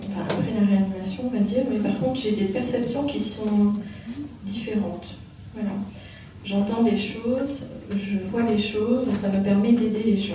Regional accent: Dordogne, between Sarlat and Montignac, Nouvelle-Aquitaine, France; viens de Dordogne, euh, entre Sarlat et Montignac.

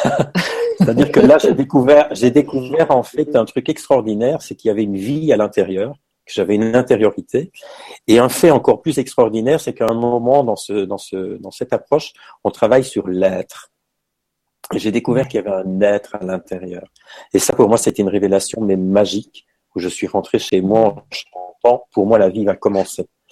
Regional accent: Belgium; moved away as an adult; now in Paris, France; je suis belge hein, parce que je tiens à ça. Voilà, c'est, je suis né en Belgique, j'ai vécu en Belgique

